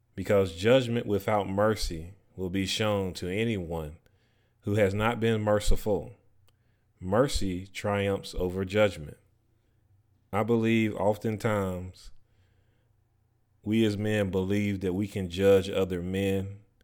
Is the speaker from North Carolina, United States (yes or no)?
yes; North Carolina, United States; where I grew up at in North Carolina